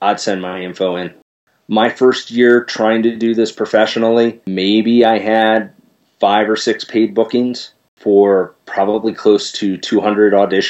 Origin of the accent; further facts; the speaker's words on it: Philadelphia, Pennsylvania, United States; my hometown of Philadelphia